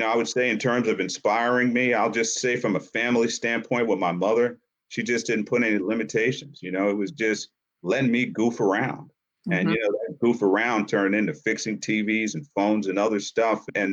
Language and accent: English; Yonkers, New York, United States; also born or lived in Harlem, New York; I grew up in Yonkers, New York, and spent a lot of time in Harlem